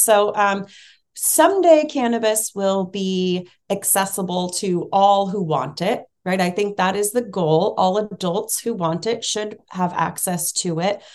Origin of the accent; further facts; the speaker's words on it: Bay Area, California, United States; I grew up in the Bay Area in California.